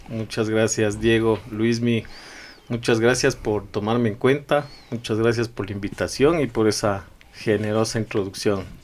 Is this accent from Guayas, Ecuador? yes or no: no; Quito, Pichincha, Ecuador; also born or lived in Idaho, United States / Guayaquil; ecuatoriano, quiteño sobre todo, me siento muy, muy quiteño